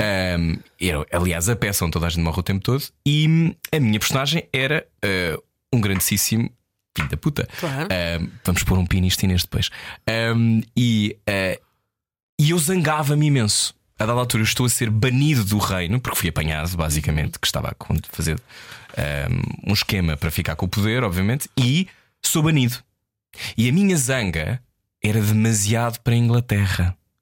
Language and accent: Portuguese; Portugal; eu sou português